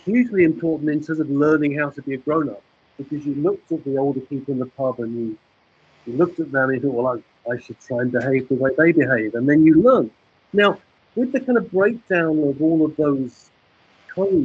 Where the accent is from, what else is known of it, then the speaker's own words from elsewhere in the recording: England, United Kingdom; the world that I grew up in England in the 1960s